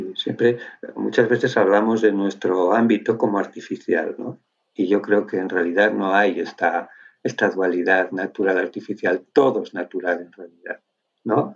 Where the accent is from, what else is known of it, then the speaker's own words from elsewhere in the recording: Basque Country, Spain; Yo soy de Álava, o sea, soy del País Vasco, pero más bien patatero.